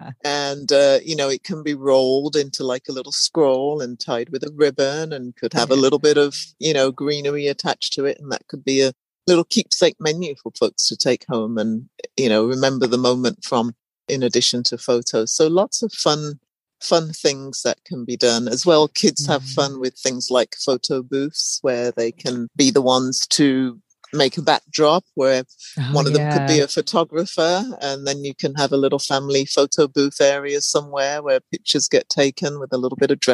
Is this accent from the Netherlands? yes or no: no; England, United Kingdom; And I've lived in different places, born and raised in England.